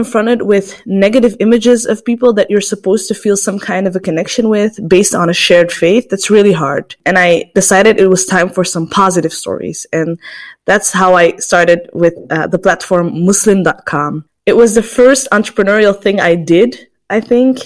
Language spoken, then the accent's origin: English; Antwerp, Flanders, Belgium; I was born in Antwerp in Belgium